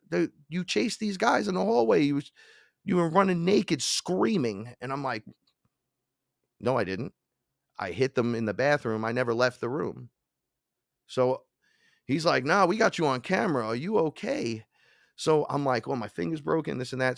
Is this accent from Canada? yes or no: no; New York City, New York, United States; I'm from the Bronx